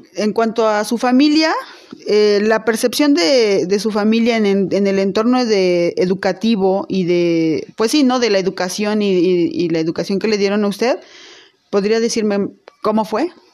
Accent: Teziutlán, Puebla, Mexico; now in Puebla, Mexico; yo nací en Teciutlán, Puebla, pero desde hace más de 20 años radico en Puebla.

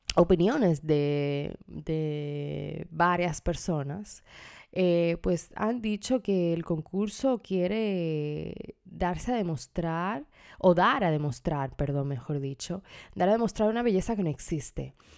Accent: Dominican Republic; en mi país, República Dominicana

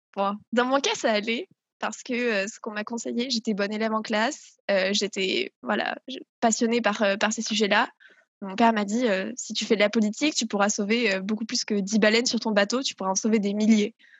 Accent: south-west France, France; je viens du sud-ouest de la France, dans lequel j'ai toujours grandi

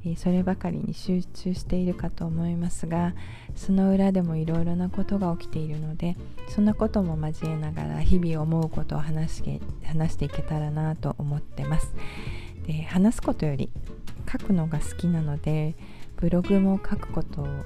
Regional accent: Tokyo, Japan; moved away as an adult; also born or lived in Spain; now in United States; 私は東京で育ちまして

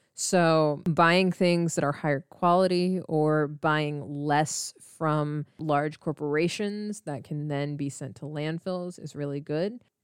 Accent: United States; I am Indian American, so I am brown

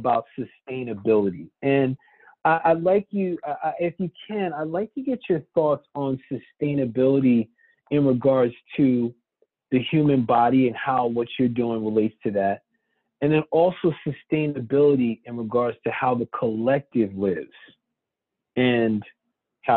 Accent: United States; my parents are from there. I'm American born. My sister and I are born here.

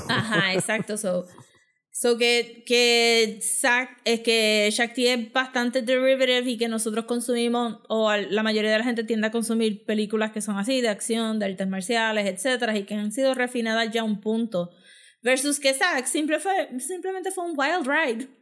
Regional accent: Puerto Rico; nosotros mismos como público puertorriqueño

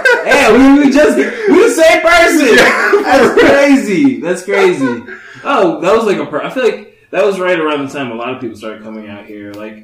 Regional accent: Dayton, Ohio, United States; I'm from Dayton, Ohio.

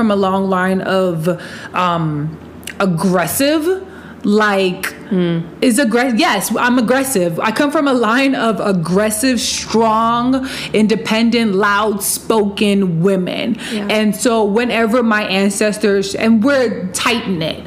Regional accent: Ashanti Kingdom, Ghana; I am from Ghana, West Africa, and Ashanti Kingdom

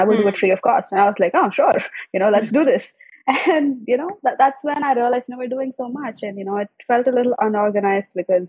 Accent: Chennai, Tamil Nadu, India; also born or lived in Andaman / Delhi; So I was born in Chennai, but I grew up all around India, from Andaman to Delhi to everywhere. And I came back to Chennai sometime around when I was around 6 to 10, I guess.

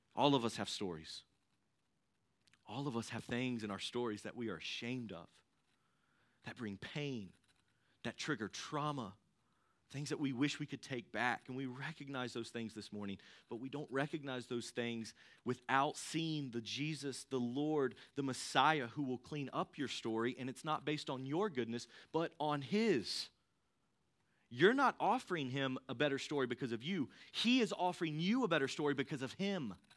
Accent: Thomasville, North Carolina, United States; I grew up in the Thomasville area. I went to Ledford.

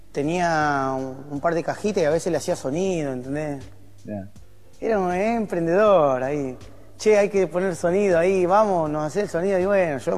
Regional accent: Argentina; soy argentino

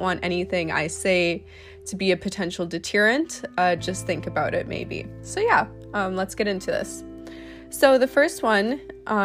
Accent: Canada; I'm a model from Canada.

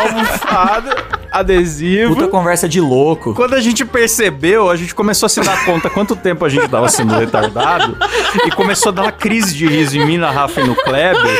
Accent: Bauru, São Paulo, Brazil; Eu sou de Bauru

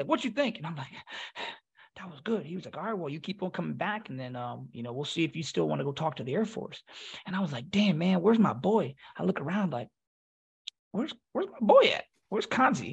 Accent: Philadelphia, Pennsylvania, United States; I'm from Philly

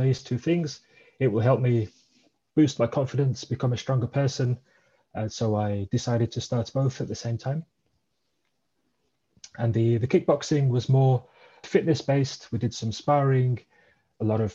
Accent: Birmingham, West Midlands, United Kingdom; moved away as an adult; now in Radelfingen, Switzerland; So originally I'm from the UK. I grew up in the Birmingham area in England, and I've been living in Switzerland for 22 years.

